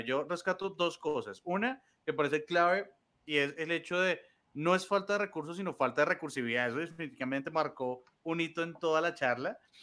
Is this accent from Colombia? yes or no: yes; Colombia; los colombianos somos muy recursivos